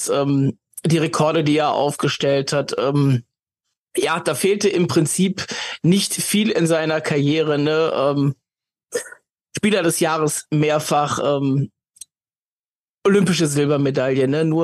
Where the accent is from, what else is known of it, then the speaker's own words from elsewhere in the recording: Cologne, North Rhine-Westphalia, Germany; als Kölner war es natürlich immer schön, wenn du das Nürnberger Powerplay gegen dich hattest